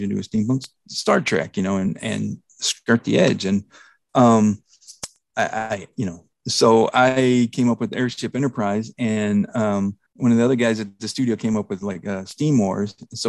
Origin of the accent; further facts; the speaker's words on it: North Texas, United States; I grew up in North Texas